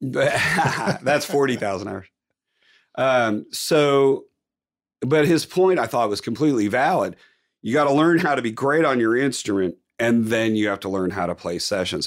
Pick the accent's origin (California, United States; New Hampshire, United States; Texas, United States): California, United States; Palo Alto; now in Nashville, United States; I'm from Palo Alto